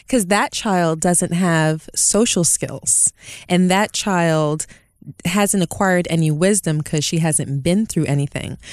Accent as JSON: {"language": "English", "town": "New York City", "region": "New York", "country": "United States", "said": "I'm originally from Brooklyn."}